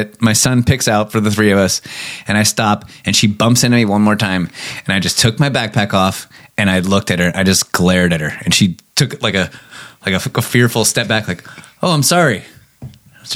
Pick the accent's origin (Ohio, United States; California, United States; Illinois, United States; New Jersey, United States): California, United States; we're from California